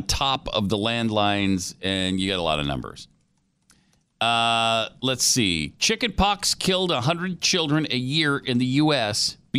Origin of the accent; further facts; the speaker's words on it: Helena, United States; in my hometown. On the main streets of Helena